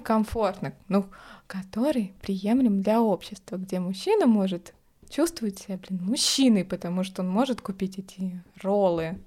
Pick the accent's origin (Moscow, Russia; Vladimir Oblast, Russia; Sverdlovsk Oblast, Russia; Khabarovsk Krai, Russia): Moscow, Russia; я москвичка, и у меня есть квартира ещё